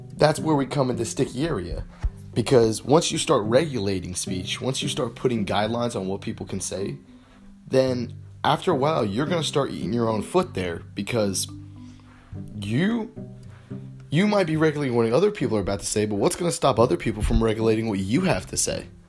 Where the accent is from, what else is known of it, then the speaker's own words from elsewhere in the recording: United States; my rights as an American